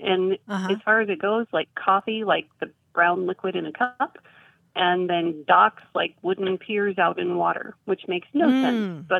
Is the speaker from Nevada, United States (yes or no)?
no; South Carolina, United States; also born or lived in Upper Peninsula of Michigan; now in Michigan, United States; I'm calling from the Upper Peninsula of Michigan. But I grew up in South Carolina. I grew up close to my maternal grandparents. And my maternal grandparents, they were first-generation Americans. They were children of Swedish immigrants.